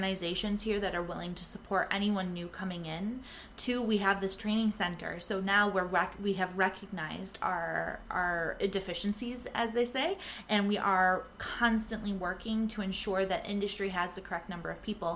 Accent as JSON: {"language": "English", "town": "Rochester", "region": "New York", "country": "United States", "tie": "born or raised there", "moved": "yes", "said": "I grew up in Rochester, so no one hate me out there, but I grew up with Kodak and Xerox"}